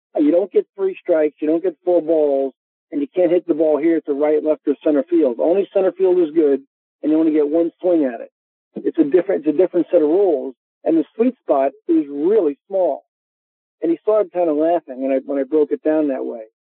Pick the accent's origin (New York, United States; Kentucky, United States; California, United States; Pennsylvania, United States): New York, United States; I am a New Yorker. I love my Yankees